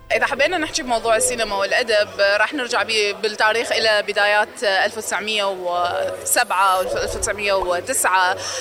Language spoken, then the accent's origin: Arabic; Iraq; عندنا بالعراق